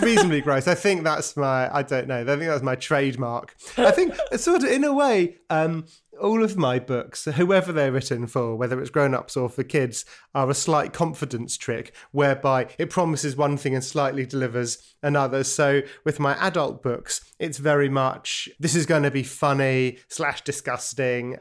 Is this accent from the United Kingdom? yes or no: yes; London, United Kingdom; born or raised there; also born or lived in Brighton